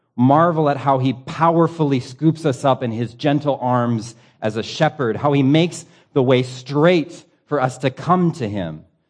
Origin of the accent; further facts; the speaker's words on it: United States; As an American pastor